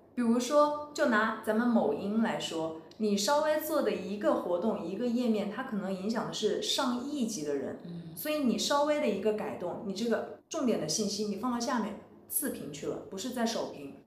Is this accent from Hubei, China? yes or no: yes; Wuhan, Hubei, China; moved away as an adult; also born or lived in Shanghai; 我，我是武汉人